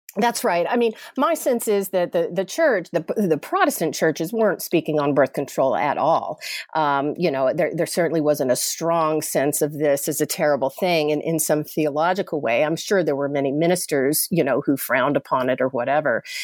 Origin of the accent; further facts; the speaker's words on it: Chattanooga, Tennessee, United States; moved away; I'm from Chattanooga, Tennessee originally and grew up Southern Baptist